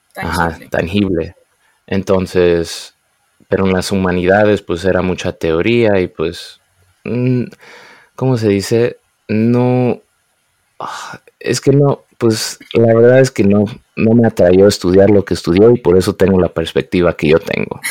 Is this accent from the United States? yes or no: yes; United States; me crié aquí en Estados Unidos, hablaba español en la casa e inglés en las calles